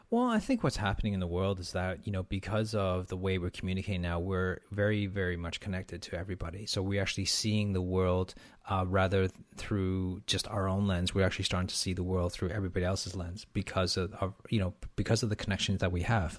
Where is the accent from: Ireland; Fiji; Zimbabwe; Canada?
Canada; being Canadian